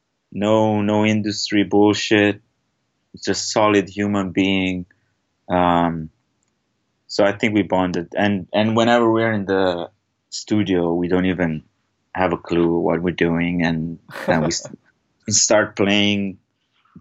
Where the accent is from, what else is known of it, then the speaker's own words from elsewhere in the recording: Italy; moved away as an adult; now in Los Angeles, United States; I'm from Italy.